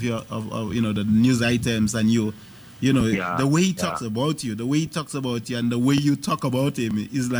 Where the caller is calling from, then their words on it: New York, United States; I'm calling. Uh-huh. I'm calling from New York.